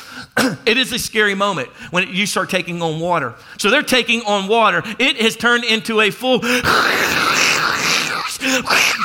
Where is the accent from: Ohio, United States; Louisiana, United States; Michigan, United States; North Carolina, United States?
Louisiana, United States; I'm from Louisiana. And I've been out on the water my whole life